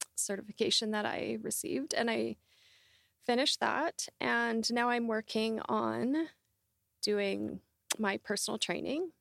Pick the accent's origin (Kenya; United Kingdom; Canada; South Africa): Canada; Southern Alberta; I grew up in Southern Alberta